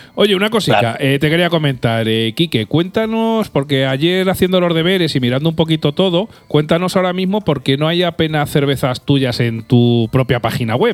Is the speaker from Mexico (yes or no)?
no; Albacete, Castilla-La Mancha, Spain; nosotros somos gente de Albacete